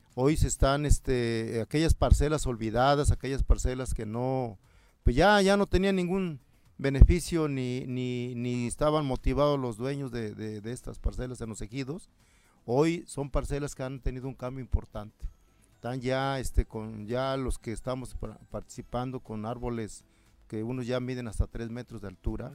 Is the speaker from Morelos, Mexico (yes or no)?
yes; Mazatepec, Morelos, Mexico; Yo vengo del municipio de Mazatepec, ahí somos cinco grupos, somos 135 sembradores